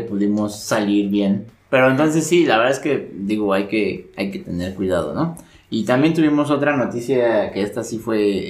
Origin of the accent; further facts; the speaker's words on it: Mexico City, Mexico; nosotros como, como chilangos sí tenemos cierto privilegio de vivir en, la, en esta, a esta altura